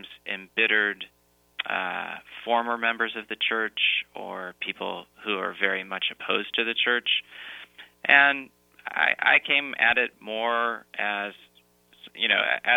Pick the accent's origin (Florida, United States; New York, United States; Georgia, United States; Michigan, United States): New York, United States; Rochester; I grew up outside of Rochester, New York